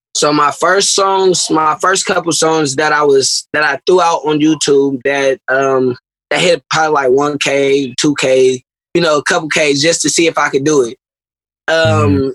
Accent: Berkeley, California, United States; I'm from South Berkeley

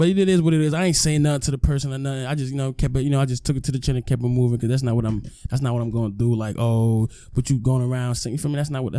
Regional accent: Irvington, New Jersey, United States; Yes, I'm from Irvington. All right. Irvington, New Jersey, 07111.

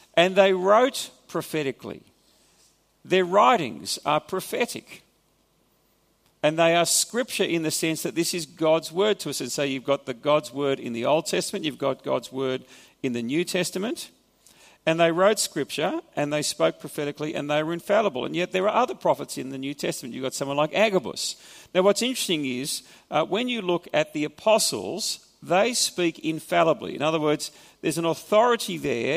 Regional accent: Australia; accent: Australian; first language English; my mother tongue is Australian kind of perverted form of English. And I speak Australian.

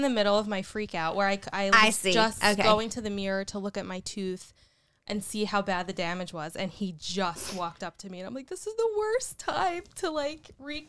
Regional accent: Union, New Jersey, United States; I grew up, born and raised in Union, New Jersey.

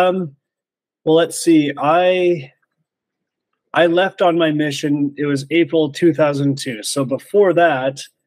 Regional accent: Grande Prairie, Alberta, Canada; now in Creston, Canada; I'm from Canada originally, but not Creston. No, okay. I was born in Alberta, much further north in Grand Prairie

